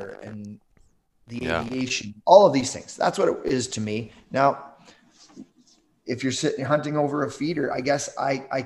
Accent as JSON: {"language": "English", "region": "Southern Ontario", "country": "Canada", "tie": "born or raised there", "moved": "as an adult", "lives_now": "Yukon, Canada", "said": "I grew up in Southern Ontario"}